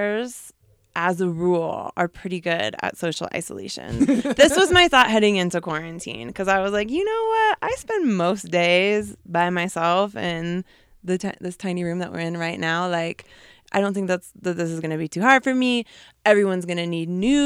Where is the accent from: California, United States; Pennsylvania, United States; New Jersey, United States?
California, United States; San Francisco; first language English; moved away as an adult; now in Mexico City, Mexico; I am originally from San Francisco, California, but I've lived in Mexico City for the past 6 years